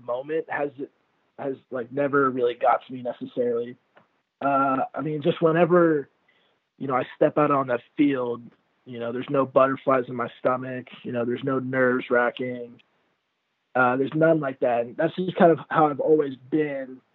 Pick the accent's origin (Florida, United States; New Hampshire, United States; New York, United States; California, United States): California, United States; Newport Beach; beach volleyball growing up in Newport Beach